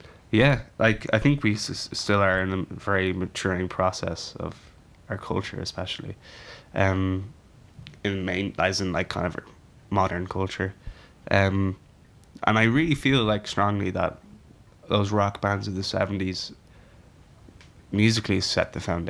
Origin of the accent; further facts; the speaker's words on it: Ireland; We're known, I think, globally as a very kind of musical country